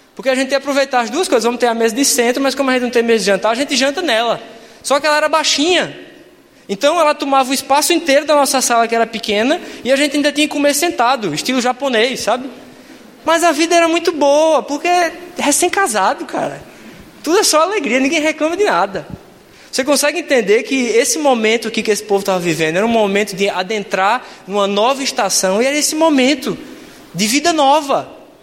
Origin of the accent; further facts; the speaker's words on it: João Pessoa, Paraíba, Brazil; moved away as an adult; now in South of Brazil, Brazil; moro aqui no Sul já faz 12 anos e eu vou visitá-los lá na minha cidade, em João Pessoa